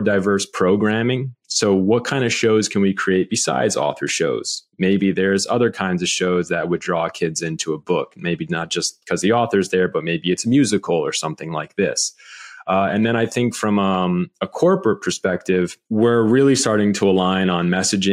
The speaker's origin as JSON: {"language": "English", "town": "Montclair", "region": "New Jersey", "country": "United States", "said": "I'm from Montclair"}